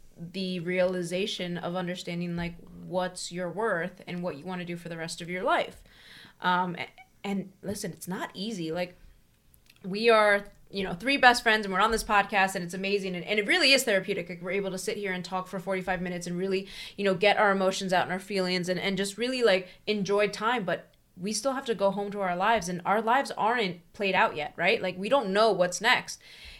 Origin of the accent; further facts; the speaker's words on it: Philadelphia, Pennsylvania, United States; We're from the Philadelphia area.